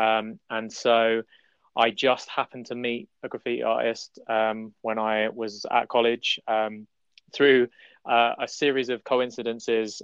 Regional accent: London, United Kingdom; I'm I'm from London, um, and I I travel around the city

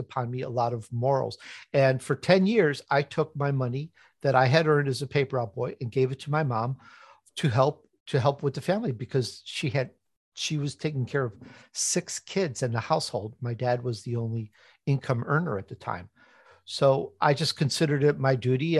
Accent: Chicago, Illinois, United States; accent: Chicago; also born or lived in Italy; I'm Italian. I was actually born in Italy. I grew up in Chicago, though if you're listening carefully, sometimes my Chicago comes out.

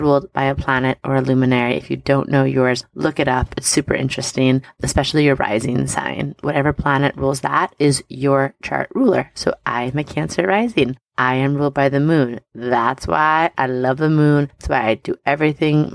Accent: Long Island, New York, United States; I grew up on Long Island

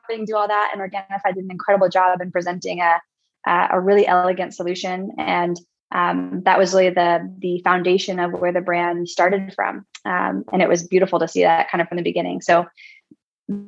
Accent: Northern California, United States; I grew up in Northern California, 40 acres of organic gardens.

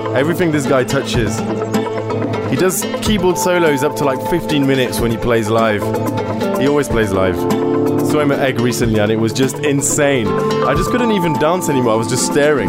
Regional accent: Rennes, Brittany, France; moved away; my hometown Rennes

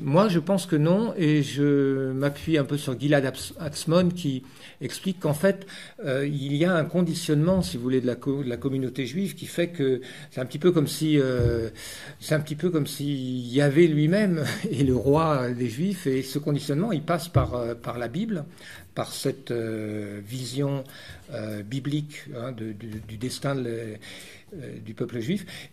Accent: France; je suis français

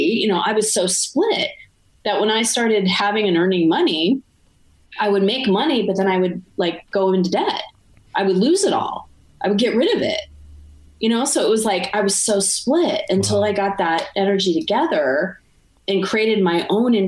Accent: Arizona, United States; now in Montreal, Canada; I'm from Arizona

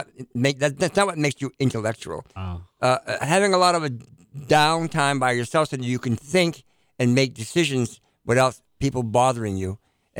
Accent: Manchester, New Hampshire, United States; we live in Manchester, New Hampshire.

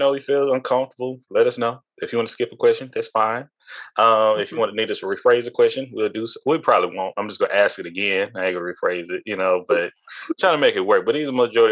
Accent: the South, United States; me being from the South

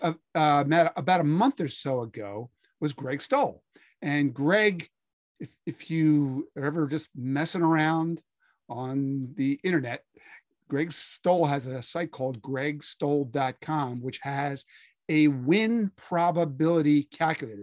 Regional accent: Philadelphia, Pennsylvania, United States; I grew up in Philadelphia reading, um, a bunch of sports writers who were always trying to make you laugh.

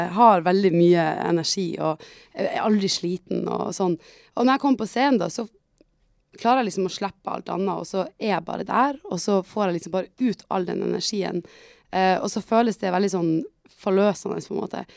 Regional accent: Tromsø, Troms, Norway; jeg er jo fra Tromsø

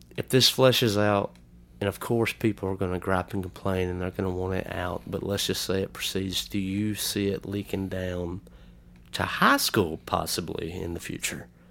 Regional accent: Lamar County, Alabama, United States; we grew up in Lamar County, Alabama.

